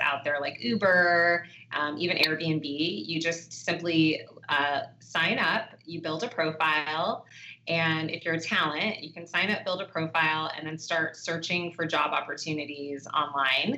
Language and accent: English; Los Angeles, California, United States; I'm actually originally from Los Angeles, California